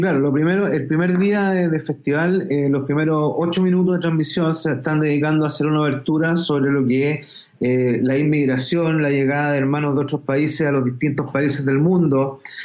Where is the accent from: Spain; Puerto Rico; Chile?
Chile; dentro del ADN nuestro como chilenos y latinoamericanos